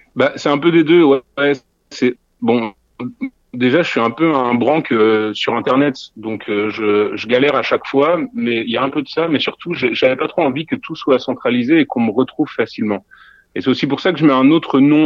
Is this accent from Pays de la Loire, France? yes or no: no; Neuves-Maisons, Grand Est, France; now in Brussels, Belgium; je, suis français, je viens de Lorraine, d'un tout petit bled à côté de Nancy qui s'appelle Neuve Maisons. Et euh, ouais, non, je, je suis pas, je suis pas belge, mais je vis à Bruxelles maintenant.